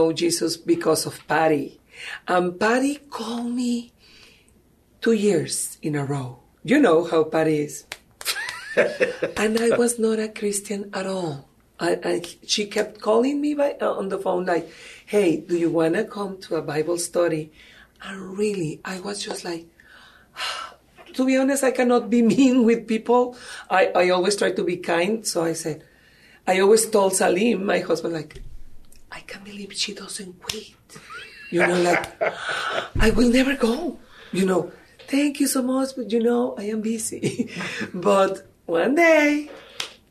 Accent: Mexico; English is a second language; moved away as an adult; now in San Antonio, United States; I am from Mexico. As you can see, English is not my first language, but I try. And I came to San Antonio in 2008.

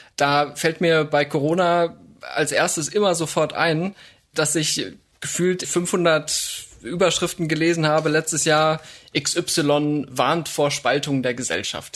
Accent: Upper Bavaria, Germany; moved away; Da, wo ich groß geworden bin, zumindest in den Teenagerjahren in Oberbayern

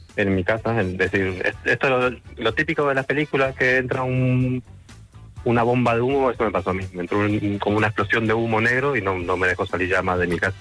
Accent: Uruguay; now in Madrid, Spain; yo soy uruguayo

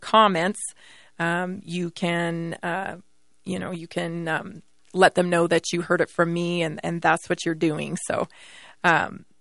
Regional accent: Canada; now in United States; I was born and raised in Canada

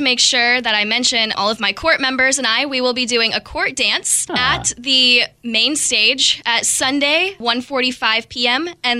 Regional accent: Clinton, United States; growing up in Clinton

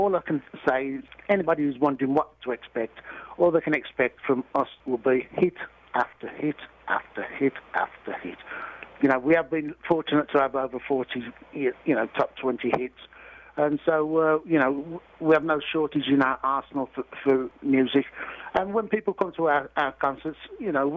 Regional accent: England, United Kingdom; We come from England.

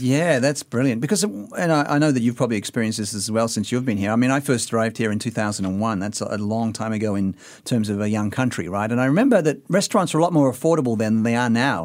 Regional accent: Sydney, New South Wales, Australia; I'm from Sydney as well.

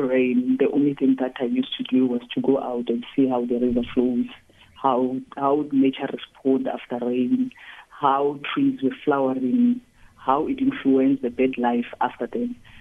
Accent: South Africa; I was born just two kilometers outside of Kruger National Park

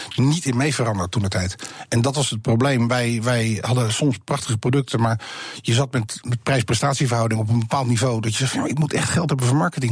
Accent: Netherlands; wij zijn Nederlanders

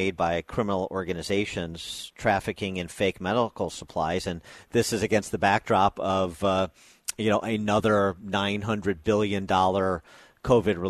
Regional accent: Illinois, United States; my home state of Illinois

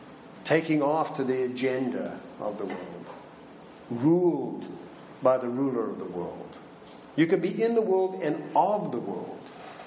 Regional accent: Minnesota, United States; I say, "I'm from Minnesota." Which is true, but it doesn't quite explain the accent, does it? Because it's not a Minnesotan accent either.

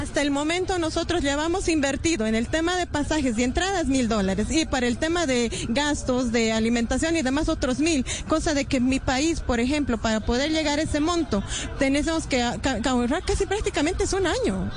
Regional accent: Bolivia; Yo soy boliviano

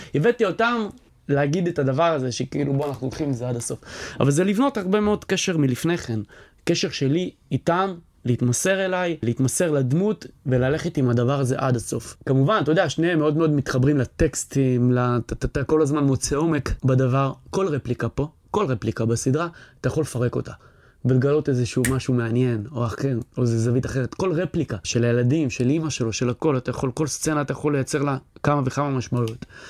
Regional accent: Or Yehuda, Tel Aviv District, Israel; אני מאור יהודה, שגדלתי באור יהודה, שהתחנכתי באור יהודה

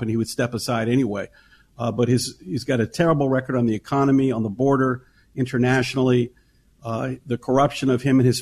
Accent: Tennessee, United States; I grew up in Tennessee in the South in the 70s

